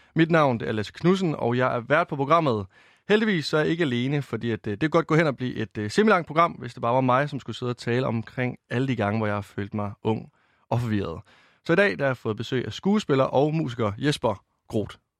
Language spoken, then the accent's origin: Danish; Varde, Southern Denmark, Denmark; moved away; Jeg kommer fra Varde i Vestjylland